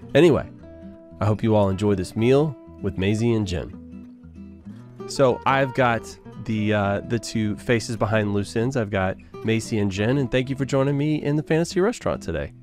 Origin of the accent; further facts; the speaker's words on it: the South, United States; I'm from the South